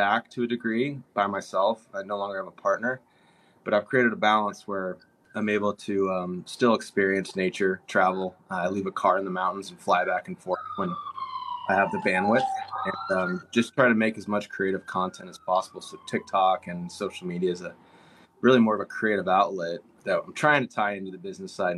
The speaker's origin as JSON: {"language": "English", "town": "Dallas", "region": "Texas", "country": "United States", "tie": "born or raised there", "moved": "yes", "said": "growing up in Dallas, Texas, it's a very commerce driven area, very materialistic"}